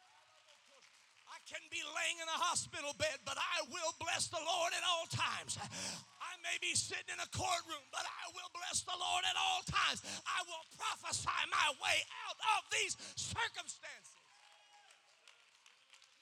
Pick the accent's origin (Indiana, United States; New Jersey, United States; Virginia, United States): Indiana, United States; Kokomo; I grew up in Kokomo, Indiana